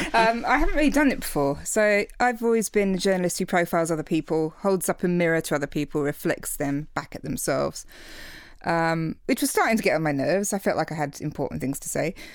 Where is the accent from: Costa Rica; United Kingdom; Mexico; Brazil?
United Kingdom; England; now in Australia; I'm English, so, you know, we, it's a culture of slamming back tons of shots